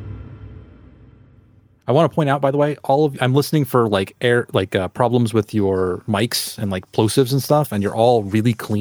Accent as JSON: {"language": "English", "area": "American South", "region": "Southern United States", "country": "United States", "accent": "Southern", "said": "me as an American Southerner"}